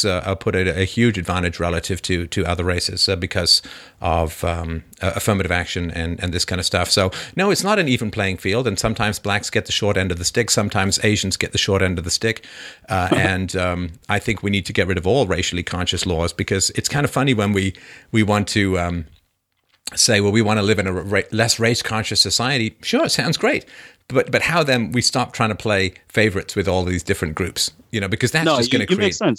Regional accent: Canada; I mean, I grew up in Canada, right?

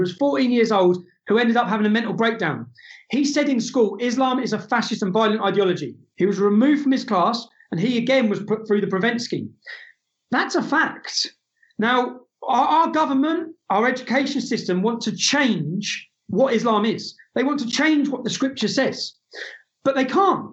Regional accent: England, United Kingdom; I'm the son of an Irish immigrant. I'm not alienated. I'm a, I'm English.

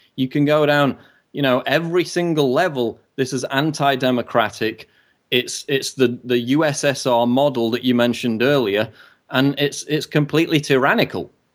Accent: United Kingdom; as a British citizen

